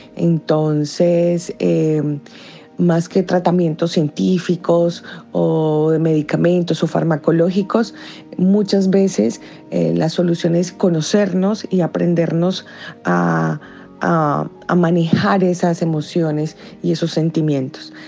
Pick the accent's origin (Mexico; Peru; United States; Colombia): Colombia; now in Buenos Aires, Argentina; soy colombiana, pero estoy viviendo ahorita en Buenos Aires, Argentina.